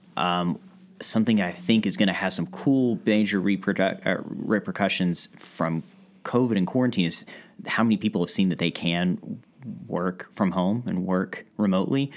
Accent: Ashland, Kentucky, United States; also born or lived in Boston area, Massachusetts; growing up in Ashland

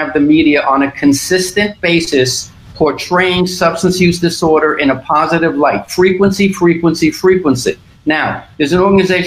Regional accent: New York City, New York, United States; I'm a loudmouth from Brooklyn

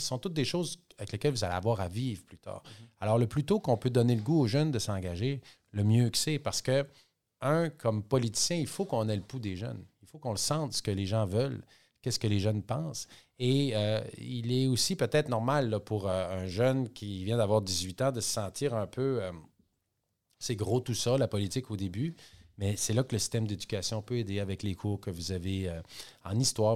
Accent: Cascapédia–Saint-Jules, Quebec, Canada; moi, je suis né à Saint-Jules, Cascapédia Saint-Jules. Donc, j'ai grandi très près de la forêt.

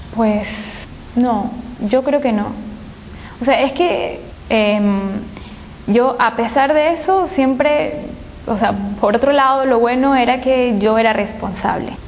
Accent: Portoviejo, Manabí, Ecuador; moved away as an adult; now in Guayaquil, Ecuador; vengo de la provincia de Manabí, de la ciudad de Puerto Viejo

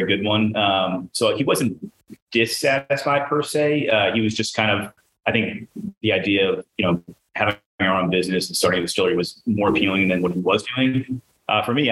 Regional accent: Boston, Massachusetts, United States; moved away as an adult; now in Baltimore, United States; I'm from Boston originally.

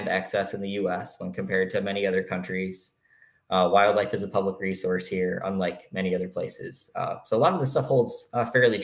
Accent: Michigan, United States; I'm from Michigan

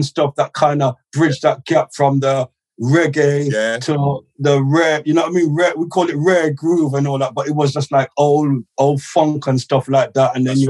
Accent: Gloucester, South West England, United Kingdom; now in London, United Kingdom; growing up in Gloucester, you know, sound system culture

